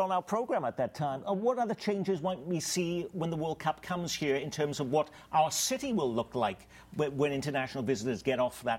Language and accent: English; Wales, United Kingdom; now in Kansas City, United States; Wales, my home country